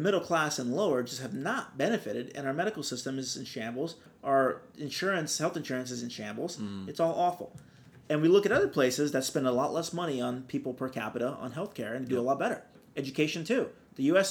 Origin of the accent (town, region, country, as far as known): Brazil; now in California, United States